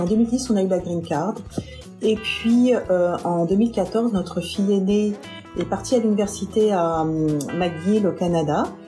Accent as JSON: {"language": "French", "country": "France", "moved": "as an adult", "lives_now": "United States", "said": "je viens de France"}